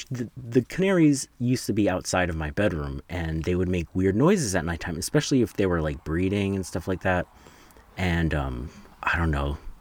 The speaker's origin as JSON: {"language": "English", "region": "New Jersey", "country": "United States", "said": "I'm from New Jersey"}